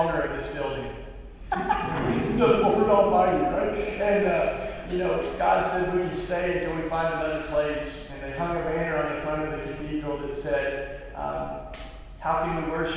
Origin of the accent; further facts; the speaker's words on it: East Tennessee, United States; now in Philadelphia, United States; I grew up in East Tennessee, which is, the Bible Belt